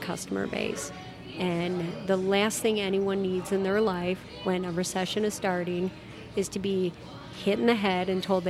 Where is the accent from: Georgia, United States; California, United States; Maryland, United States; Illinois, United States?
Illinois, United States; Chicago; now in Arizona, United States; I grew up in Chicago. I grew up in a small town in Chicago. You knew everybody.